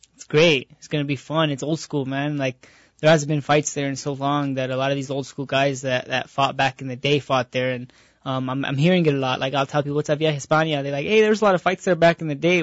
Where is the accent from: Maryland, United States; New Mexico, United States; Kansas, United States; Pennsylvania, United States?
New Mexico, United States; Albuquerque; I was born in Albuquerque, New Mexico, and I was raised in Albuquerque, New Mexico